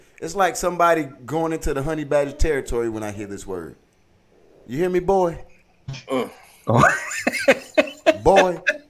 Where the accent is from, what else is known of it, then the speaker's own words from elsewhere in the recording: the South, United States; I grew up in the South.